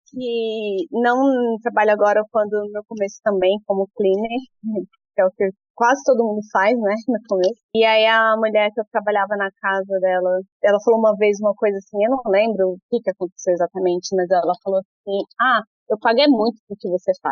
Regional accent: Brazil; moved away as an adult; also born or lived in Sydney, Australia / Mandurah, Australia; now in Perth, Australia; Eu não sou indiana, não, eu sou do Brasil.

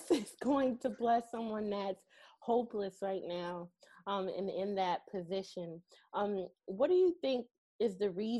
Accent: Connecticut, United States; moved away as an adult; now in Houston, United States; Me and my husband, we are 1 year living in Houston, Texas, because we came here chasing a dream. We're from Connecticut

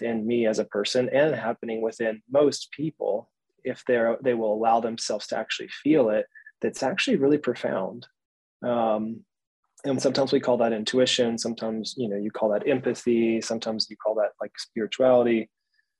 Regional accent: Georgia, United States; I was raised in Georgia in the Bible Belt of the States. So the South, the good old South

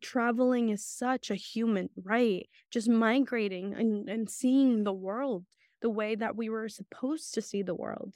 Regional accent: Santa Catarina Yosonotu, Oaxaca, Mexico; now in United States; I was born in Oaxaca. My parent, my family is That's still in Oaxaca.

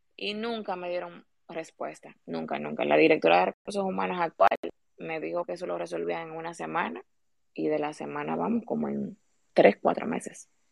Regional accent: Dominican Republic; nosotros como ciudadanos dominicanos

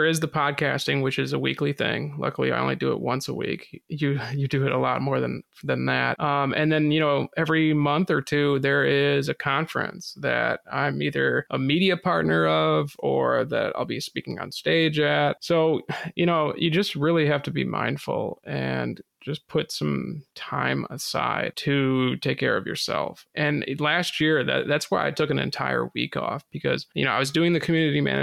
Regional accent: New England, United States; I'm from New England

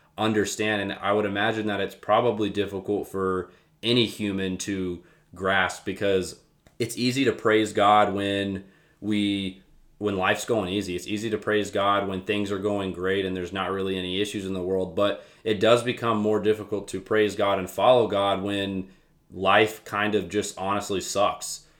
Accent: Winston-Salem, North Carolina, United States; moved away as an adult; now in Lynchburg, United States; I am from Winston-Salem, North Carolina.

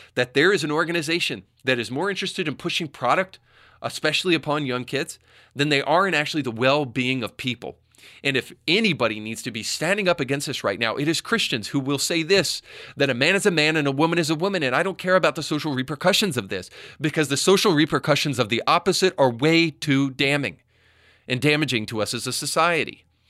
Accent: Tennessee, United States; my home state of Tennessee

